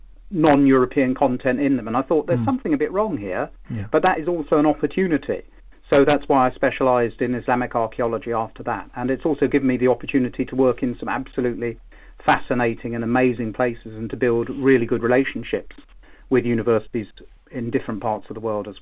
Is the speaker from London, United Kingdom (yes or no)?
yes; London, United Kingdom; I'm originally from London.